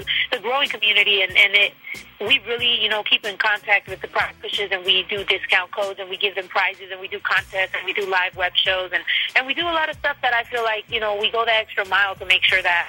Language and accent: English; Mexico; moved away; also born or lived in United States; Not only am I Mexican-American, I really am, like, Mexican, you know? Like, I was raised in Mexico a lot of time. I went to school over there too